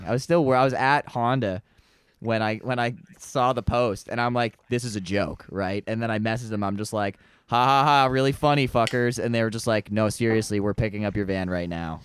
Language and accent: English; London, Ontario, Canada; I'm like, London